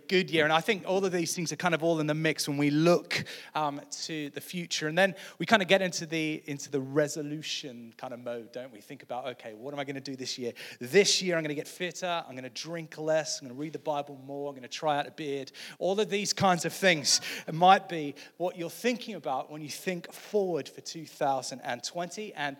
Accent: Australia; now in United States; So I grew up in Australia, as some of you know. You probably can't hear it in my accent anymore.

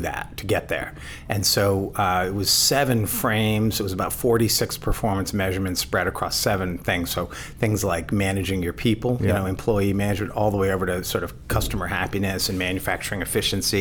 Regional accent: Connecticut Berkshires, United States; now in Boston, United States; Born and raised in the Connecticut Berkshires, but I've been in the Boston area since 91

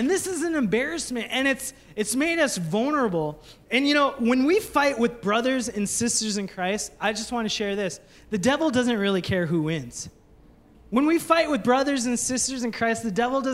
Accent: Minnesota, United States; I call it pop because I'm from Minnesota

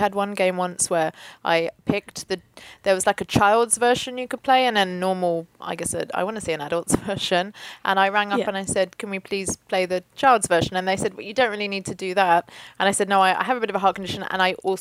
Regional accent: United Kingdom; now in London, United Kingdom; we're British, we don't do guns here

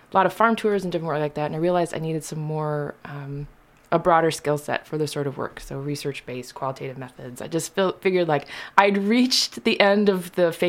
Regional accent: Wisconsin, United States; also born or lived in Chicago, Illinois; now in Lexington, United States; grew up mostly in Wisconsin

